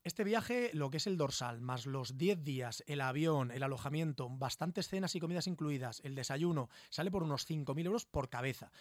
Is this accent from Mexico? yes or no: no; Murcia, Region of Murcia, Spain; Somos todo gente de Murcia